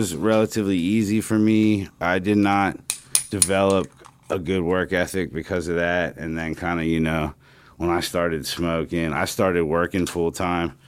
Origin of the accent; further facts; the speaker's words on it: Harrisburg, Pennsylvania, United States; moved away; I grew up in Harrisburg.